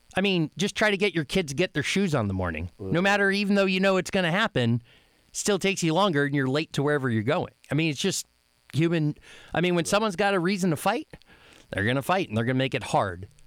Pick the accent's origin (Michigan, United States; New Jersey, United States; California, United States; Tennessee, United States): Michigan, United States; Upper Peninsula; I'm from the Upper Peninsula, Michigan